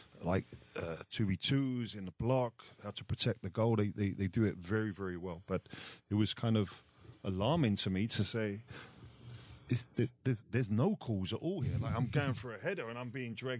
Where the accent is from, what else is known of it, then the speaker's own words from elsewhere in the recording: England, United Kingdom; moved away as an adult; also born or lived in Italy; growing up in England